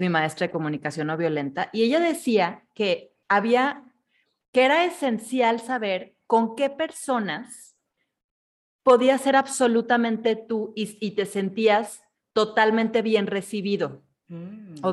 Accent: Mexico; como mexicanos

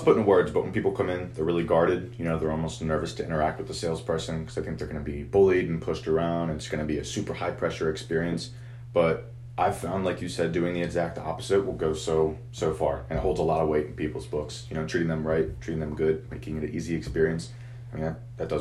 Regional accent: Maryland, United States; now in Hanover, United States; I grew up in Maryland originally, but I've been in Hanover for quite some time. Graduated from Southwest

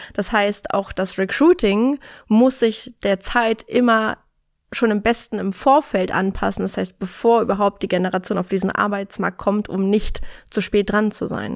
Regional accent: Berlin, Germany; bin in Berlin geboren und in Berlin bis heute geblieben

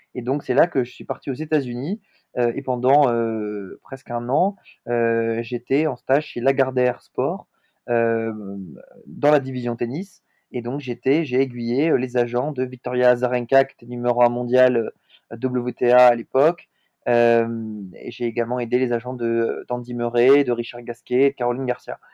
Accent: Montpellier, Occitania, France; also born or lived in Lille; now in Paris, France; je suis originaire de Montpellier, dans le sud de la France, mais je vis aujourd'hui à Paris

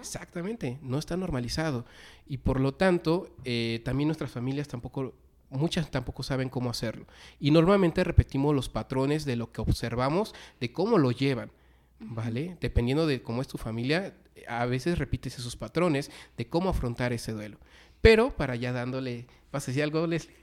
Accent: Mexico; nuestra cultura como mexicanos

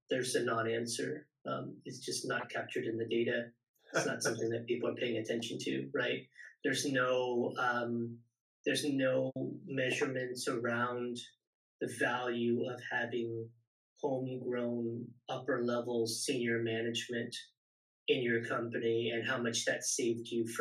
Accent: Silicon Valley, California, United States; also born or lived in San Diego; born and raised in the Silicon Valley, eventually went to university down in San Diego

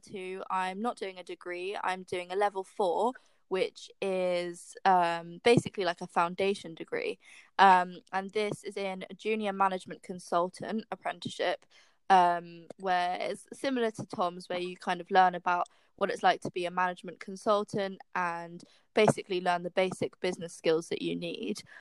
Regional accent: London, United Kingdom; I'm from London and I'm seven months into role as an apprentice at Microsoft

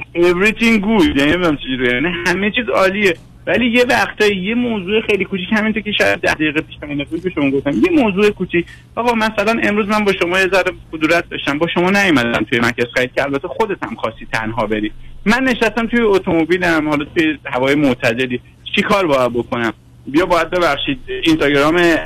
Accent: Iran; moved away as an adult; also born or lived in Tehran; now in Canada; من زمانی که تحصیل میکردم دبیرستان و مدرسه راهنمای تیسوشان درس خوندم که دیگه تو ایران جزء پلهای موفقیت بودید

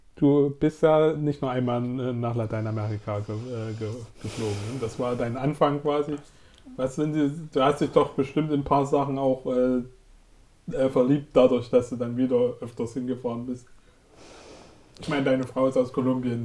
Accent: Germany; als Deutsche

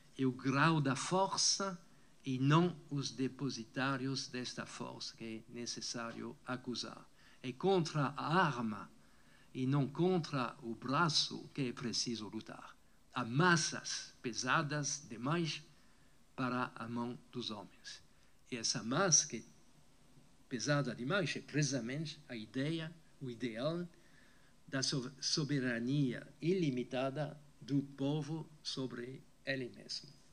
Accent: France; Portuguese is a second language; moved away as an adult; also born or lived in Brazil; now in California, United States; a França, onde eu nasci

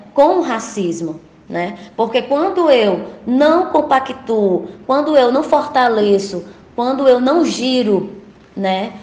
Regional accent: São José do Campestre, Rio Grande do Norte, Brazil; now in Natal, Brazil; Eu vim do, do interior do estado, do Agreste Potiguar, eu sou de São José do Campestre.

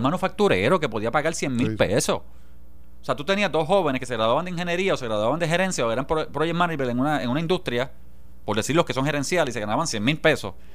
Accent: Jayuya, Puerto Rico; Yo soy de Jayuya.

